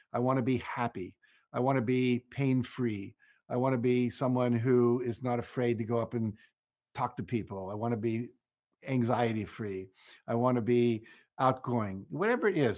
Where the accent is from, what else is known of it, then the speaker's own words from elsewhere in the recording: Wheeling, West Virginia, United States; moved away; I grew up in Wheeling, West Virginia.